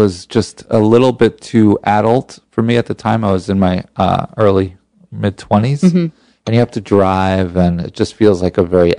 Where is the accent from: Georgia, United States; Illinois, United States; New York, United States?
New York, United States; also born or lived in Los Angeles, United States; it was very hard for me to adjust because I grew up in New York mm-hmm. to living in California mm-hmm.